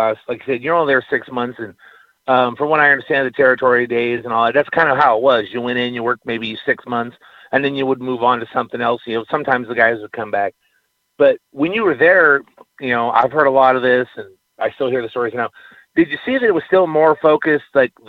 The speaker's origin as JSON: {"language": "English", "region": "California", "country": "United States", "moved": "as an adult", "lives_now": "Texas, United States", "said": "I'm originally from California. I moved out to Texas about 3.5 years ago."}